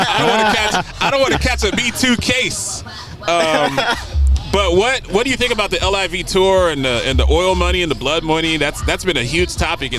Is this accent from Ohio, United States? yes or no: yes; Columbus, Ohio, United States; moved away; also born or lived in Phoenix, Arizona; I'm from Columbus, Ohio. So I used to go to Memorial Tournament every year.